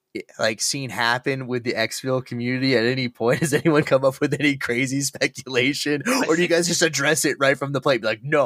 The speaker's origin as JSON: {"language": "English", "town": "Santa Cruz", "region": "California", "country": "United States", "tie": "born or raised there", "said": "I grew up in Santa Cruz. We're right next to Silicon Valley tech companies."}